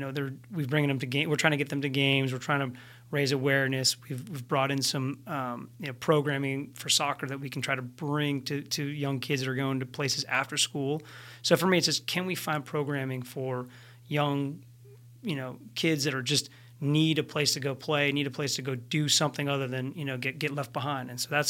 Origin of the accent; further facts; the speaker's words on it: Boston, Massachusetts, United States; I grew up in Boston, so the Fenway Field.